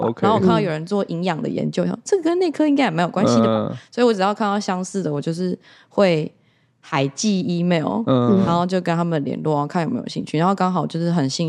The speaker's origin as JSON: {"language": "Chinese", "town": "Hsinchu", "region": "Hsinchu County", "country": "Taiwan", "moved": "as an adult", "lives_now": "United States", "said": "我是新竹人，然后我之前是念台大兽医系，然后大学毕业之后呢，有短暂的在台湾做过几个月的临床工作，然后后来就出国，呃，二零一四年就出国去美国德州的德州农工大学那边念博士班"}